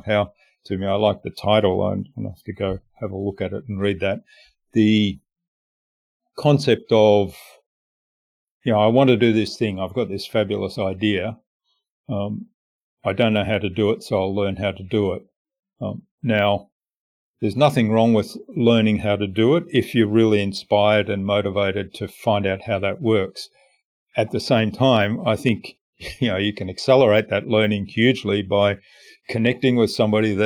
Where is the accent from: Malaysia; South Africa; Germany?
Germany; Stuttgart, Baden-Württemberg; moved away; they're from my hometown